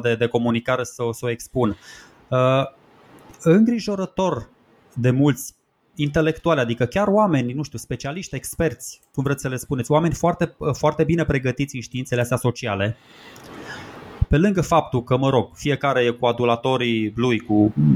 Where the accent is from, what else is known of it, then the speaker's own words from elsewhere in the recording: Romania; suntem români